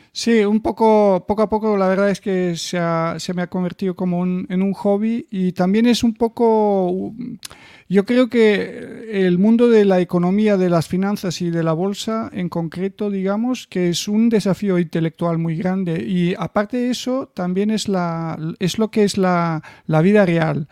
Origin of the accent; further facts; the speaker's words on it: Bulgaria; en mi país, o sea, en Bulgaria empecé a ganar los campeonatos nacionales de mi edad, los infantiles